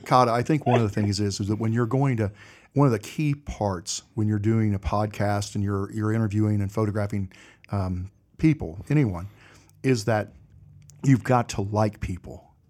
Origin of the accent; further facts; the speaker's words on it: Indiana, United States; now in North Carolina, United States; I grew up in Indiana.